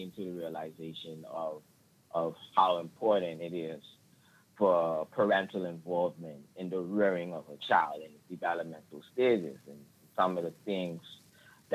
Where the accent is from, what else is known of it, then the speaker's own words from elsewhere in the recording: Turks & Caicos Islands; I'm from the Turks and Caicos Islands, which is right off the peninsula of Florida.